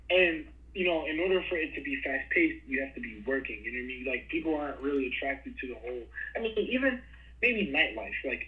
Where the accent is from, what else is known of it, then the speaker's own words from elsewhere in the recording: New York City, New York, United States; as a New Yorker, born and raised and lived there all my life